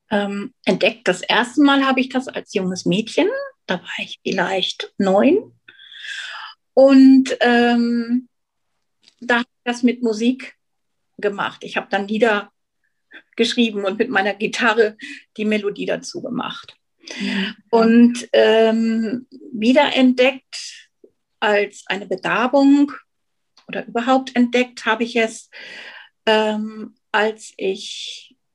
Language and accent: German; Hanover, Lower Saxony, Germany; moved away as an adult; now in Switzerland; Ich bin wie die Maren aus Hannover und habe mir einen Traum erfüllt und einen Kindheitstraum und bin in die Schweiz gegangen.